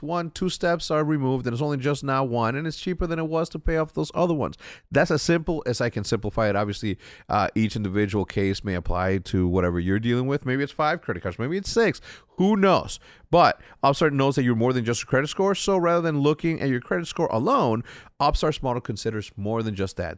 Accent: Mexico; moved away; me growing up in, in Mexico, we didn't have access.

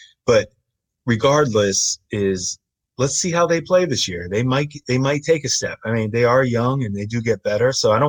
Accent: Harrisburg, Pennsylvania, United States; born or raised there

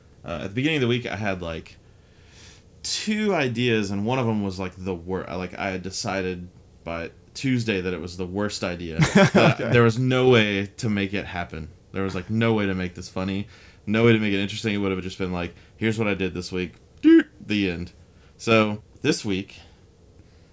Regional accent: Texas, United States; now in San Francisco, United States; where I'm from Texas

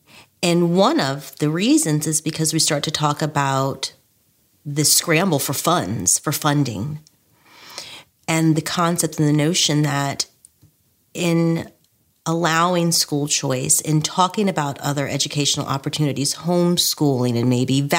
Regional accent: Richmond, Virginia, United States; now in Laurel, United States; I'm originally from Richmond, Virginia. My family and I live in Laurel, Maryland.

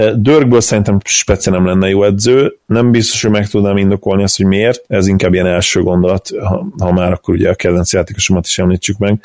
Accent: Hungary

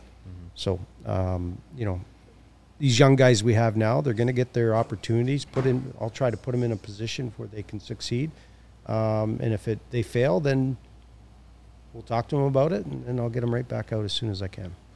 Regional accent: Hamilton, Ontario, Canada; now in Chicago, United States; I'm from Hamilton, which is just down the street

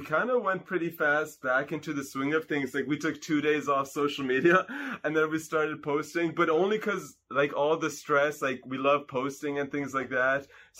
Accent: Canada; first language Hungarian; English is a second language; we are Canadian. Canada. But yeah, we're Hungarian.

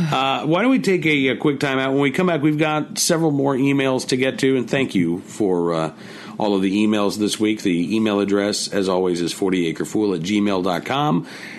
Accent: Oklahoma, United States; Growing up in Oklahoma, we read... Grapes of Wrath.

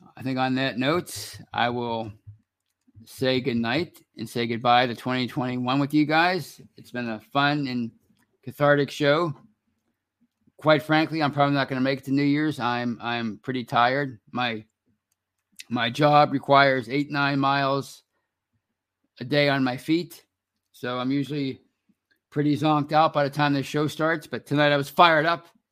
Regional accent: Pittsburgh, Pennsylvania, United States; I live in Pittsburgh. I'm from Pittsburgh

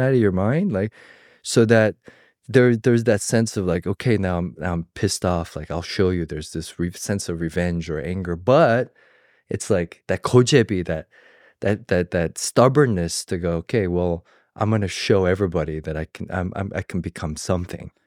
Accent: Georgia, United States; moved away; I came from the South, from Georgia

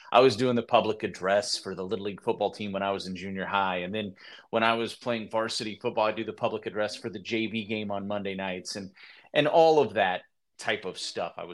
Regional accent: Midwest, United States; I grew up in the Midwest. I love the Midwest, and it's where I've always really wanted to be.

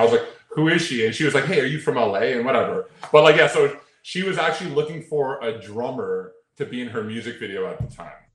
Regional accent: Toronto, Ontario, Canada; I'm from Toronto, but I'm in the states all the time

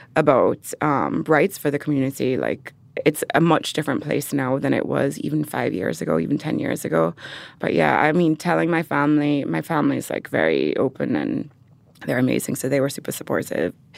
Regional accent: Jamaica; born or raised there; moved away

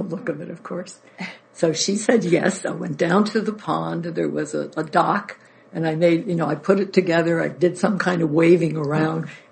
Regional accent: Paterson, New Jersey, United States; I was born in New Jersey, around the area of Paterson, New Jersey

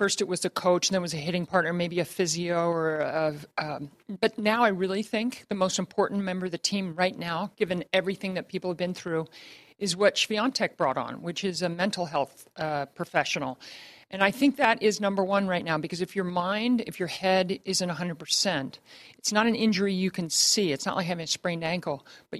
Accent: Baltimore, Maryland, United States; near my hometown of Baltimore

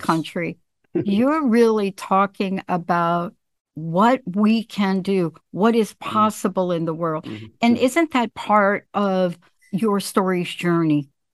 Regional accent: New York City, New York, United States; as a young kid growing up in the mm. projects growing up in the Bronx

